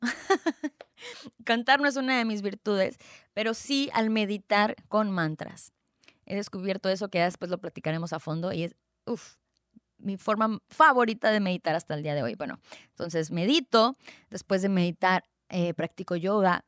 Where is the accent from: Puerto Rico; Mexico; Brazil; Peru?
Mexico; Tijuana, Baja California; also born or lived in Guadalajara, Jalisco; nací en Guadalajara, Jalisco, en el 89, es decir, tengo 31 años y no lo puedo creer, ya casi 32 años en noviembre. Em, desde los 7 años nos venimos, migramos toda mi familia em, aquí a Tijuana, Tijuana, Baja California